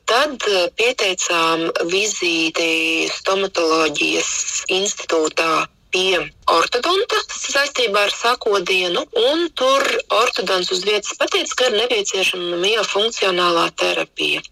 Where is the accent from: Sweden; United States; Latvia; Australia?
Latvia; Jēkabpils; Mēs kā paši esam no Jēkabils